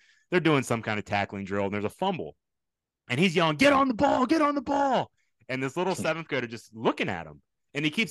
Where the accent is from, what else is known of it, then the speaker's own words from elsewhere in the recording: Houston, Texas, United States; I'm from Houston